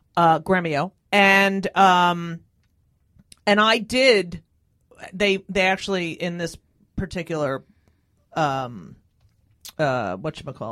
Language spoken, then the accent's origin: English; New Jersey, United States; growing up in New Jersey